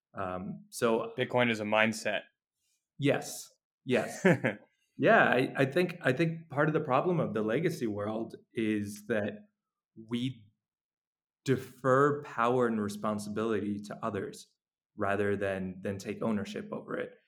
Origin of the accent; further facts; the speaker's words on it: New York, United States; moved away as an adult; now in El Salvador; I I'm from New York, so I was in New York when uh, when the pandemic started